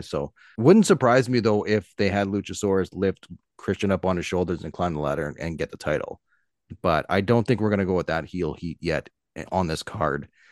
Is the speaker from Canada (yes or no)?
yes; Canada; as a Canadian